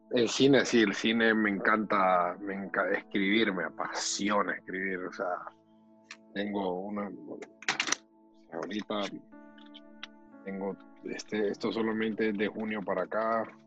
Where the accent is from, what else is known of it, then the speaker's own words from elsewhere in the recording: San Pedro Sula, Cortés, Honduras; moved away as an adult; now in United States; Yo nací en la ciudad de San Pedro Sula